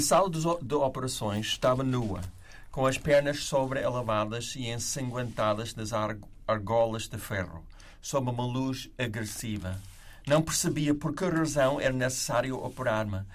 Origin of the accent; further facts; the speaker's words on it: United States; moved away; como americano